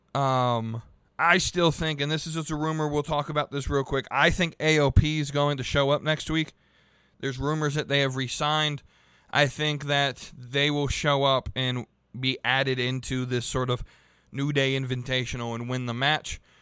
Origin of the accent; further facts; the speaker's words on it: Charlotte, North Carolina, United States; my hometown of Charlotte, North Carolina